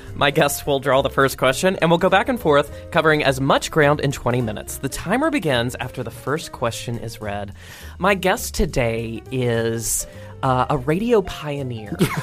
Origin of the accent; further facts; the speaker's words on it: Roanoke, Virginia, United States; I had a sketch show, uh, in my hometown on the Cable Access